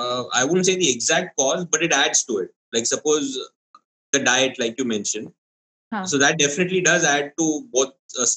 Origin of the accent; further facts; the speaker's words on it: Kerala, India; even I'm from Kerala